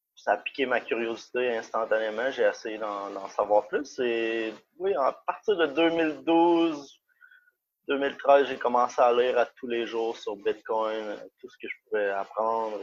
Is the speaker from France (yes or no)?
no; Canada; moved away; je suis canadien. J'habitais au Canada à ce moment